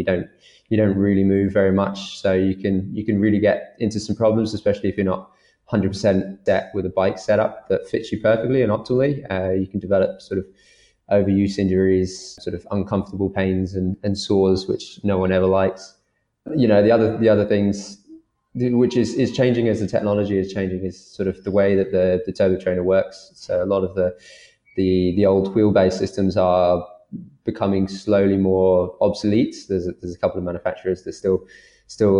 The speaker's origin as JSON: {"language": "English", "country": "United Kingdom", "accent": "British", "said": "I'm from Britain. I've got a British accent, but I'm of Irish nationality."}